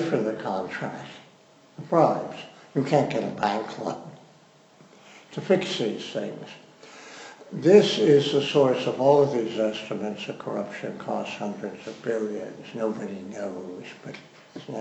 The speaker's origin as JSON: {"language": "English", "region": "Missouri", "country": "United States", "said": "I am from Missouri"}